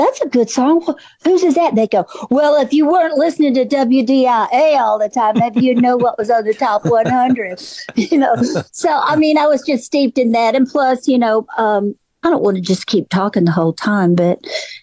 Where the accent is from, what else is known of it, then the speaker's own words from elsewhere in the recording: Memphis, Tennessee, United States; moved away as an adult; also born or lived in Nashville; I can't imagine growing up anywhere else. I think it was just predestined for me to grow up there. I was born in the same hospital my mother was born